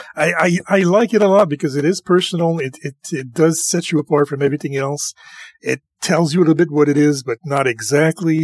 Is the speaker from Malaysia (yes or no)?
no; Canada; I am French Canadian